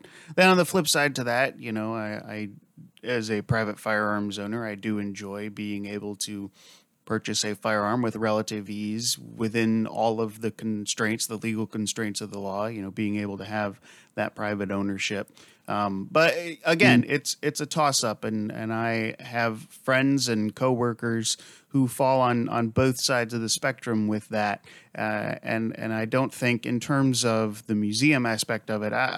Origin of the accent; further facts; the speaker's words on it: United States; as an American